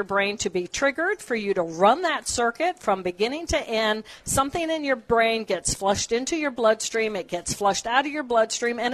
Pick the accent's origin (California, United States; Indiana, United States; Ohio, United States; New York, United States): Indiana, United States; Terre Haute; I grew up in Terre Haute